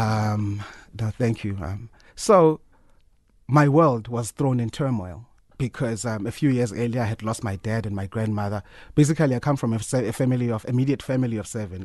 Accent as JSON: {"language": "English", "town": "Soweto", "region": "Gauteng", "country": "South Africa", "said": "I'm from Soweto, Korokville"}